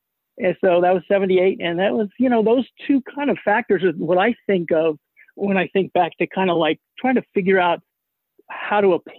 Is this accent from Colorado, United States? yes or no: yes; Boulder, Colorado, United States; born there; also born or lived in Los Alamos; I'm not surprised you got that impression because we lived in Los Alamos a lot. But I was actually born in Boulder, Colorado.